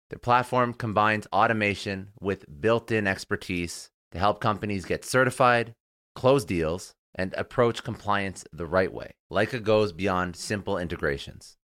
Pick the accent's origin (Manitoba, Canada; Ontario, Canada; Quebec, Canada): Ontario, Canada; Toronto; now in Fort Lauderdale, United States; I'm actually Canadian. I'm in Fort Lauderdale right now, but I'm originally from Toronto